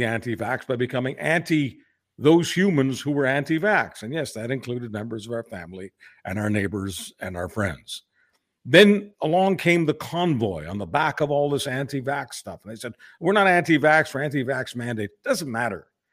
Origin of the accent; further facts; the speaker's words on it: Canada; we're just Canadian lads